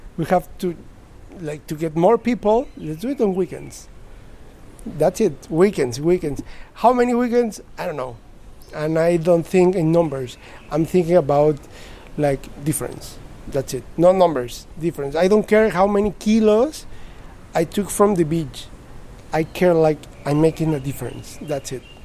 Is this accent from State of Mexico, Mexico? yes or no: no; Mexico City, Mexico; moved away; I'm from Mexico City, the one of the biggest